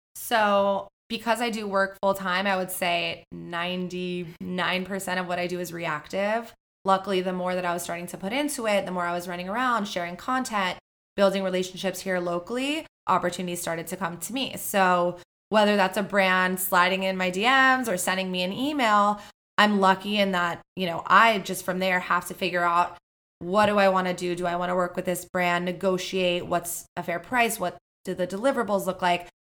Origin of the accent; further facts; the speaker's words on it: Miami, Florida, United States; I'm from Miami, Florida